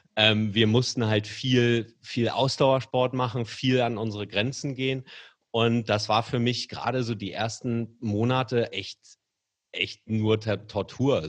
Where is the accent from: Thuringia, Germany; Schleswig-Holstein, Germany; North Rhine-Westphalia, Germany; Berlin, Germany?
Schleswig-Holstein, Germany; Kiel; moved away as an adult; now in Hamburg, Germany; ich komme übrigens aus Kiel gebürtig, uh. aber ich wohne schon seit 20 Jahren ja. fast durchgängig in Hamburg